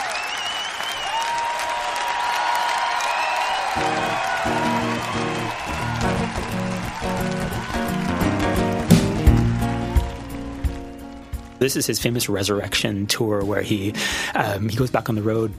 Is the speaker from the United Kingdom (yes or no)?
no; Canada; I'm Canadian. And if you're a Canadian kid, particularly a Jewish Canadian kid